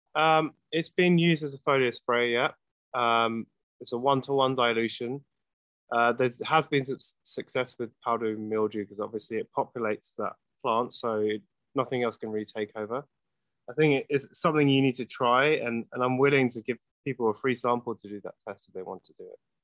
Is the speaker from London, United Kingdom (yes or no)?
yes; London, United Kingdom; moved away as an adult; now in Los Angeles, United States; I grew up in London. Yeah, so I've been here twenty years.